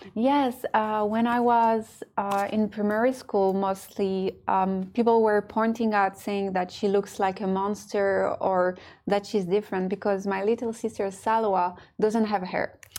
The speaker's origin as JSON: {"language": "English", "country": "France", "tie": "born or raised there", "moved": "yes", "lives_now": "Dubai, United Arab Emirates", "said": "I was born and raised in France, but I'm also half Moroccan."}